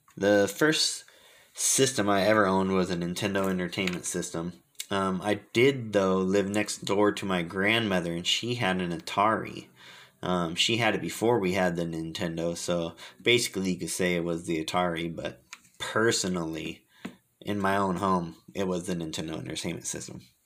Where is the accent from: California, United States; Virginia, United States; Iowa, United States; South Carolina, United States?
California, United States; Fremont; I'm from Fremont, California